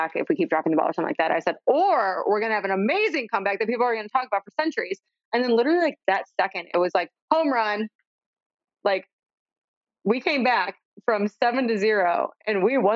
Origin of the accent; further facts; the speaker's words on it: Mundelein, Illinois, United States; now in Chicago, United States; I say I'm from Chicago because if I told you I was from Mundelein, nobody would know where that is, but that's northern suburbs. So from the suburbs, but I live in the city now